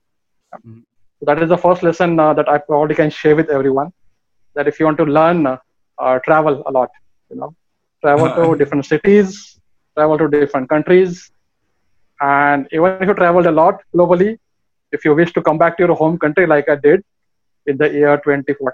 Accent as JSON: {"language": "English", "town": "Mumbai", "region": "Maharashtra", "country": "India", "tie": "born or raised there", "said": "born and brought up in Mumbai"}